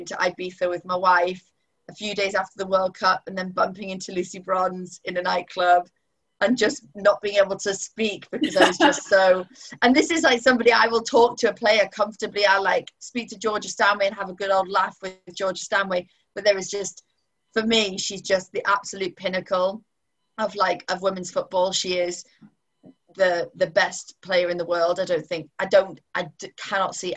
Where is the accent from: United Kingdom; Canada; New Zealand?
United Kingdom; Newcastle upon Tyne, North East England; I'm from Newcastle, so I'm a Newcastle United supporter through and through